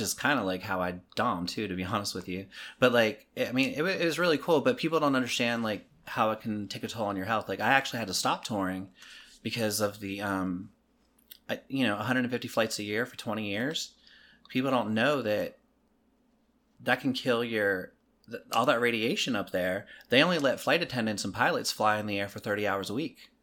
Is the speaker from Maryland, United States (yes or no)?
yes; Maryland, United States; moved away; I'm from Maryland originally